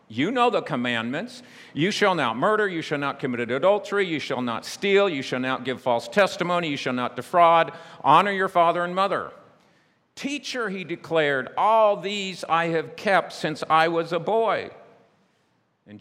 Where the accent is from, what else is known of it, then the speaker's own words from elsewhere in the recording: United States; my home country, United States